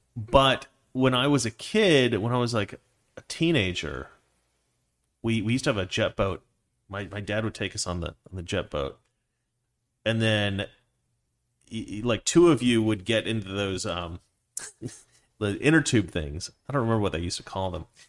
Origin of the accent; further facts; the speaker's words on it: Dallas, Oregon, United States; I was born in Dallas, Oregon